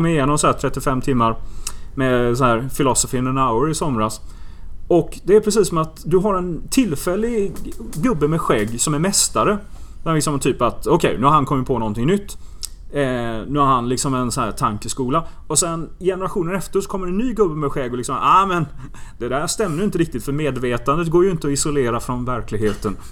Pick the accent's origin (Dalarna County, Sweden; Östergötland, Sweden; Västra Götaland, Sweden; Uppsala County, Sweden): Västra Götaland, Sweden; Gothenburg; ute i Göteborg där jag växte upp